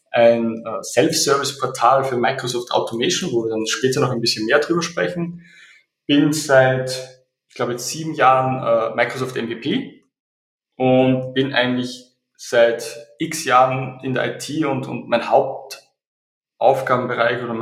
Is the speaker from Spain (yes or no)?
no; Austria; Äh, wie es vielleicht der Dialekt äh, durchblicken lässt, ich komme aus Österreich.